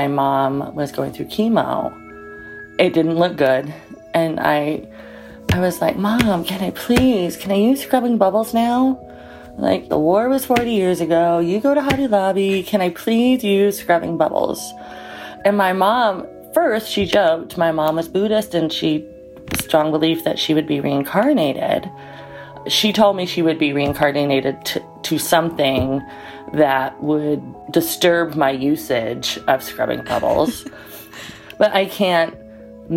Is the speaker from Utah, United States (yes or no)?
yes; Utah, United States; now in Denali National Park, Alaska, United States; I currently live in Denali National Park, Alaska, but I'm originally from Utah